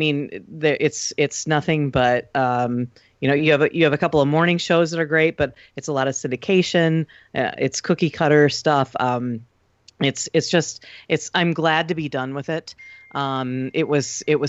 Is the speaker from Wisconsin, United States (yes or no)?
yes; Wausau, Wisconsin, United States; also born or lived in Milwaukee / Rhinelander; Born in Milwaukee, but raised in Wausau. Moved to Rhinelander in high school, late junior year, so I'm actually a hodag. But really, Wausau is my hometown